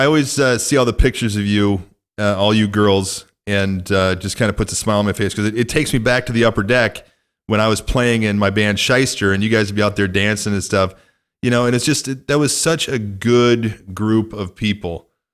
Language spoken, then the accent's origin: English; northwest Illinois, United States; moved away; my hometown and my stomping grounds